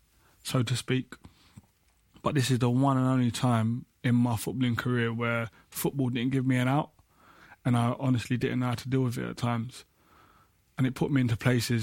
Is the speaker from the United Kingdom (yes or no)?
yes; London, United Kingdom; I grew up in Peckham playing football